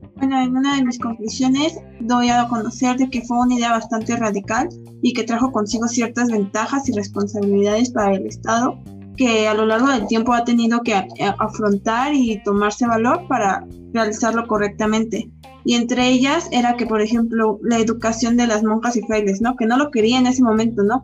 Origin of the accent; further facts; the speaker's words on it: Mexico; como mexicanos tomamos de, ay, es puente a disfrutar